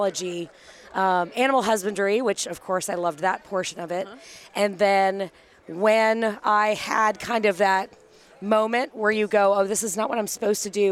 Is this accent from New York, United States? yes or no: no; Atlanta, Georgia, United States; I'm from the Atlanta, Georgia area.